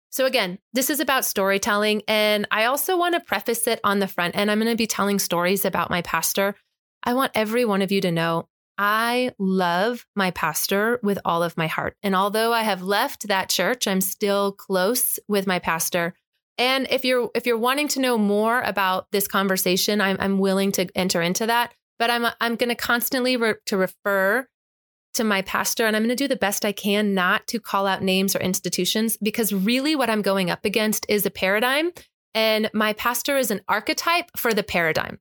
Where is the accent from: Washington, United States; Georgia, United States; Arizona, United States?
Arizona, United States; the megachurch that I grew up in here in Arizona